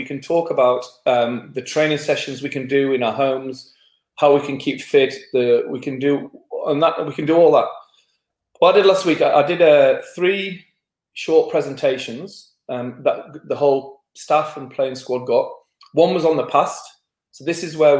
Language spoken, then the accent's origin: English; England, United Kingdom; being English